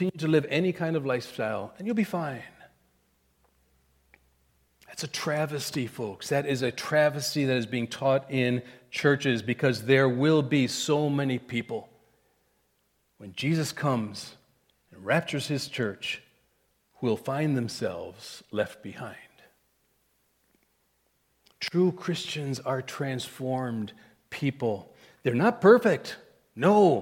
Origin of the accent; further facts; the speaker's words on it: India; moved away as an adult; I was a kid from India.